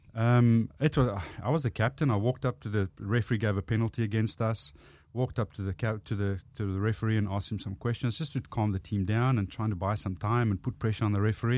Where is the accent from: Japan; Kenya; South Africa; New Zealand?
South Africa; born or raised there; accent: South African; first language Afrikaans; English is a second language; moved away as an adult; now in Australia